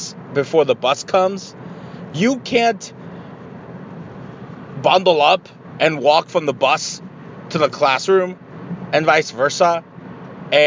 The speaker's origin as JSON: {"language": "English", "country": "Mexico", "moved": "yes", "said": "I am from Mexico."}